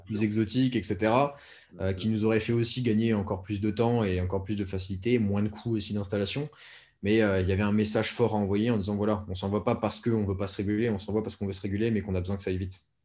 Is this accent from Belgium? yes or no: no; France; on est français de toute façon, on est français